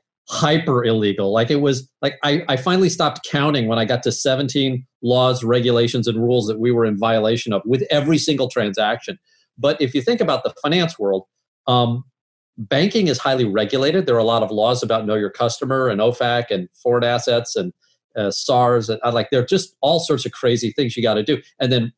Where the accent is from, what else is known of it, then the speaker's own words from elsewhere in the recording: St. Louis, Missouri, United States; We're both from St. Louis